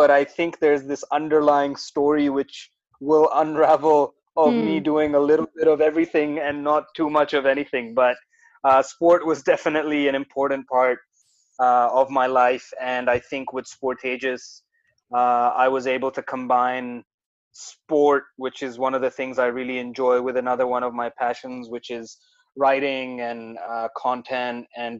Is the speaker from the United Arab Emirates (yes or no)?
yes; Dubai, United Arab Emirates; also born or lived in Karachi, Pakistan / Melbourne; now in Australia; So essentially, I was born in Dubai, UAE. I'm originally from Karachi, Pakistan. I lived a little bit over there, but most of my life was in Dubai.